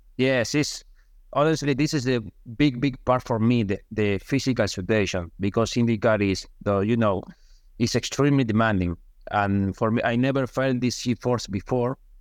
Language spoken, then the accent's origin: English; Argentina; English is a second language; moved away as an adult; now in United States; now in my country